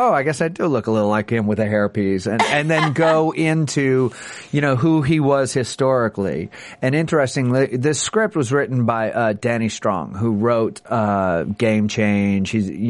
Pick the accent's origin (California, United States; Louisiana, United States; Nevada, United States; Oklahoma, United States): Louisiana, United States; New Orleans; And I'm originally from New Orleans